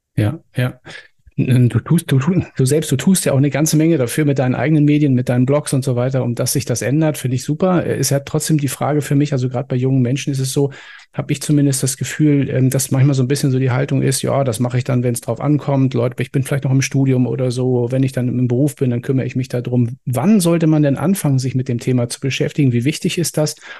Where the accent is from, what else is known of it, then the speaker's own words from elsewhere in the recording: Germany; bei uns in Deutschland